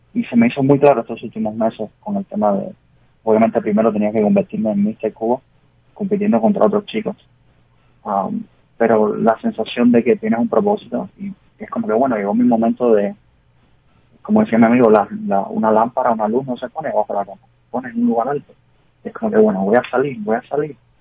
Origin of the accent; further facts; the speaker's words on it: Cuba; moved away as an adult; now in United States; Cuba para mí es, primero que todo, es sangre, es crianza, es obviamente tu raíz